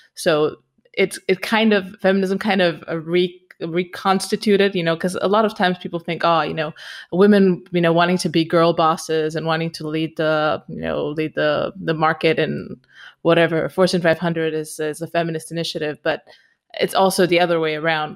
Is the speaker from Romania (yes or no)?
yes; Romania; moved away as an adult; also born or lived in Austria / Barcelona, Spain / United Kingdom; I'm originally from Romania. I am now in Romania.